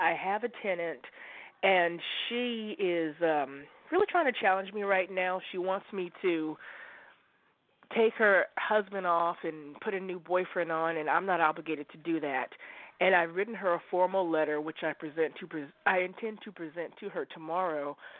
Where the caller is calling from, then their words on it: Oregon, United States; I'm calling you from Oregon.